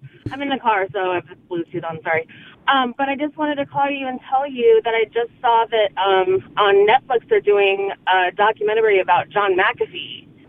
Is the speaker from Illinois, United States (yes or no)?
yes; Naperville, Illinois, United States; moved away; also born or lived in Kalamazoo, Michigan; I was born in Naperville